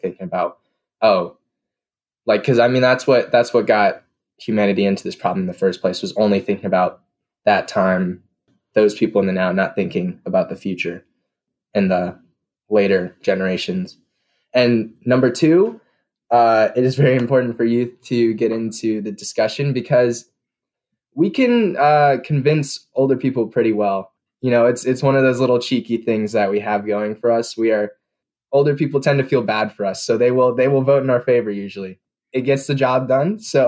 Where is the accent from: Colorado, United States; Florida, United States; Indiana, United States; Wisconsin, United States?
Indiana, United States; Goshen; I'm from Goshen, Indiana, and I'm 18.